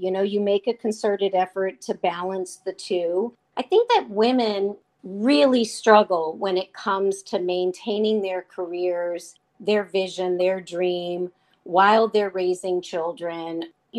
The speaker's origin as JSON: {"language": "English", "region": "the South", "country": "United States", "tie": "born or raised there", "said": "And I grew up in the South and I loved his music."}